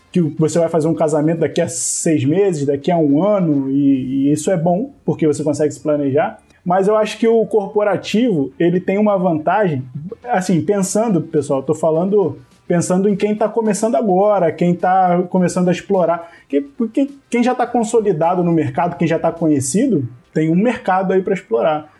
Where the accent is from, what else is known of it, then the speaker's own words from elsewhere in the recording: Rio de Janeiro, Brazil; Eu também sou do Rio